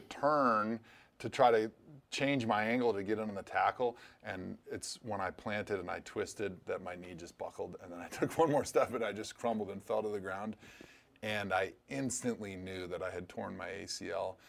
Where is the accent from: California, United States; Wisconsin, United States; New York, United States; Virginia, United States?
Wisconsin, United States; a kid growing up in Wisconsin